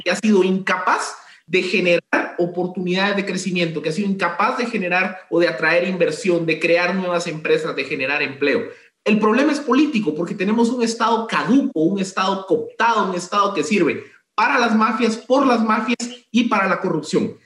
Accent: Guatemala; como guatemaltecos

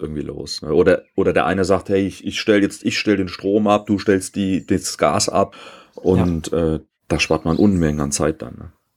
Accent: East Germany, Germany; Ich bin ja äh, in der DDR aufgewachsen

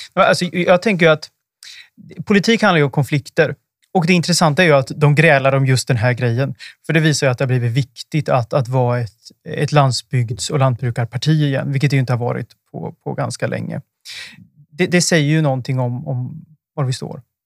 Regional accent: Östergötland, Sweden; jag kommer ju från Östergötland

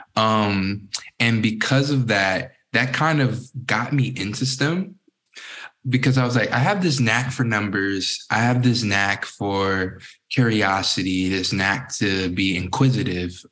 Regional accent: Newport News, Virginia, United States; I grew up in Southeast Virginia, Newport News, Virginia, known as the 757.

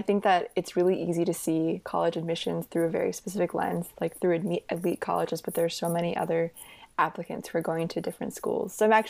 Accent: Missoula, Montana, United States; So I'm from Missoula, Montana, and I go to Big Sky High School

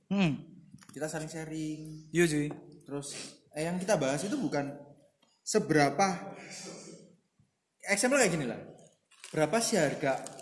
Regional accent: Gresik, East Java, Indonesia; kita lagi uh, kita sebagai orang Gresik sih.

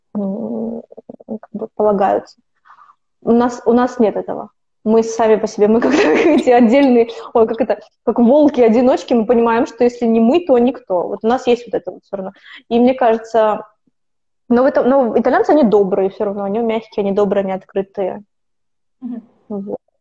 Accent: Kazakhstan; moved away as an adult; also born or lived in United Kingdom; now in Italy; Я из Казахстана

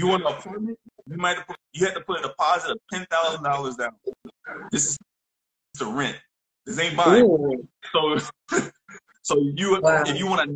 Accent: New Orleans, Louisiana, United States; moved away as an adult; now in South Korea; I'm from New Orleans, Louisiana

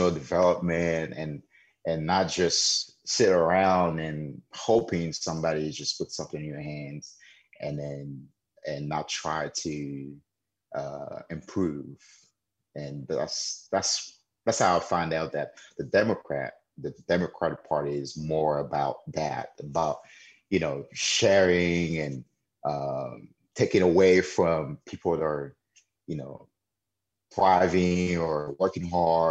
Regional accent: Haiti; born or raised there; now in United States

